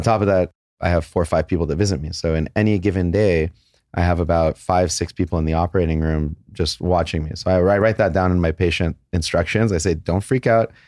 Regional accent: San Jose, California, United States; also born or lived in Los Angeles; I was born in San Jose. My parents were born in Iran, and they moved away in, like, nineteen seventy. San Jose was fantastic. We moved to L A when we were about twelve years old

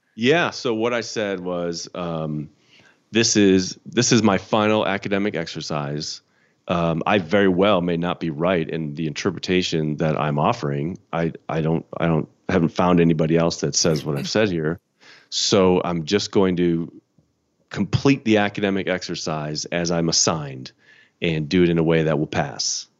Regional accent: Chicago, Illinois, United States; moved away; I'm from Chicago. Grew up in the Chicago suburbs

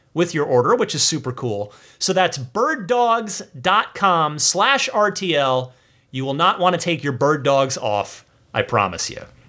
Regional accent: New Jersey, United States; Brick Township in my home state of New Jersey

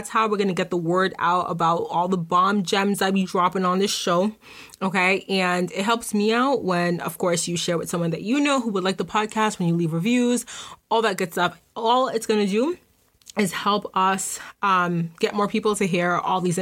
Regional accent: Boston, Massachusetts, United States; I'm from Boston

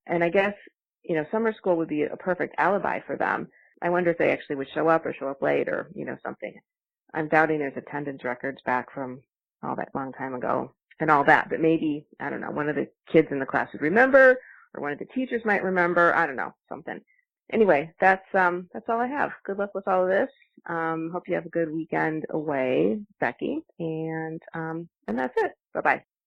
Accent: Michigan City, Indiana, United States; I grew up in Michigan City, Indiana, close to you.

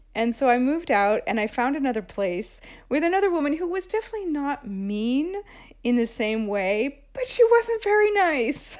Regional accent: Seattle, Washington, United States; moved away as an adult; now in Rome, Italy; I grew up in Seattle

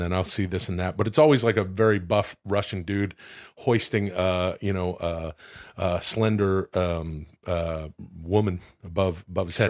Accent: Canada; moved away; I'm from Canada

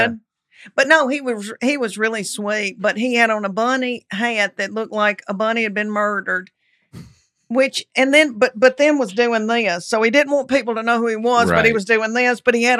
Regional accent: Knoxville, Tennessee, United States; I'm from Knoxville.

